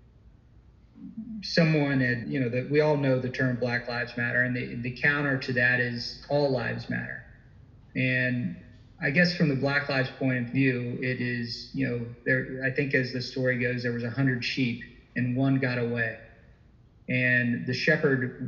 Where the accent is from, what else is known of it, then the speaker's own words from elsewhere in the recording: Deep South, United States; I'm a Southern boy. I was born and raised in the Deep South.